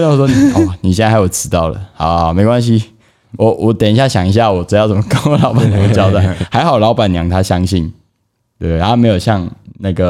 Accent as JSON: {"language": "Chinese", "country": "Taiwan", "said": "然后我说：“嘿，我台湾人，我要讲一下不太认凳的台语这样子"}